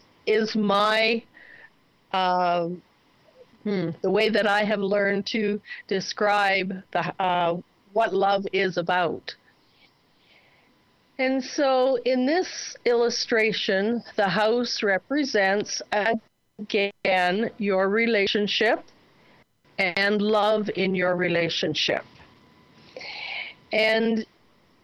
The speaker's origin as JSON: {"language": "English", "region": "Ontario", "country": "Canada", "tie": "born or raised there", "said": "I was born and raised in Ontario, and most houses there have bricks"}